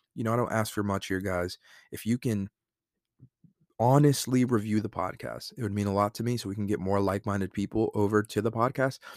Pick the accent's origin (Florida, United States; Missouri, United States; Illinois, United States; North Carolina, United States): North Carolina, United States; Fayetteville; I'm a guy from Fayetteville, North Carolina that played high school football from a small town